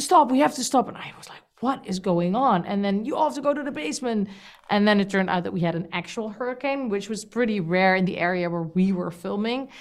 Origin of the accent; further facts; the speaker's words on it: Amsterdam, North Holland, Netherlands; In my country, I'm from Amsterdam, the Netherlands